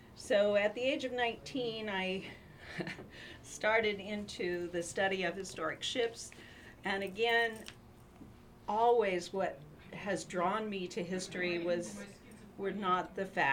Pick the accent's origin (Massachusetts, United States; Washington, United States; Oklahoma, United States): Washington, United States; Tri-Cities; I was raised in the Tri-Cities in a small town